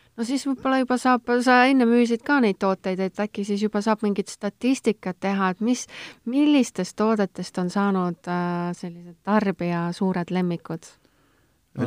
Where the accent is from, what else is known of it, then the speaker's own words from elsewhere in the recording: Estonia; ma olengi tegelikult keskmine eestlane